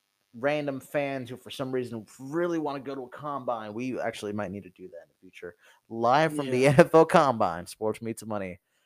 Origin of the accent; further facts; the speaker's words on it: Austin, Texas, United States; We're from Austin.